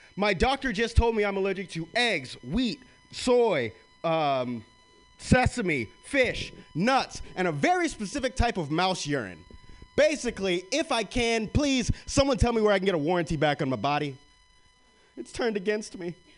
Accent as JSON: {"language": "English", "region": "the South", "country": "United States", "moved": "yes", "lives_now": "San Francisco, United States", "said": "I'm from the South"}